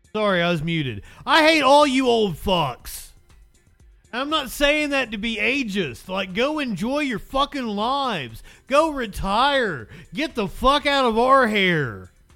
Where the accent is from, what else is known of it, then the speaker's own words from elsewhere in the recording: Appalachia, United States; I'm an Appalachian